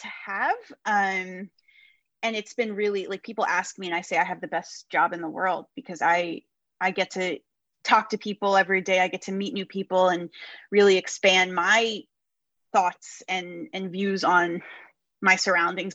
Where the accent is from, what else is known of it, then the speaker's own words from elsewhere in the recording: New Jersey, United States; I grew up in New Jersey.